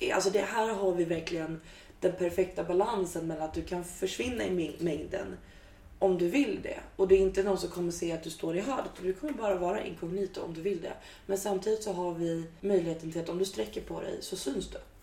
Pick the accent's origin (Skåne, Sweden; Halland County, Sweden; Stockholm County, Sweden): Stockholm County, Sweden; Stockholm; moved away as an adult; now in Gotland, Sweden; Jag är stockholmare, born and raised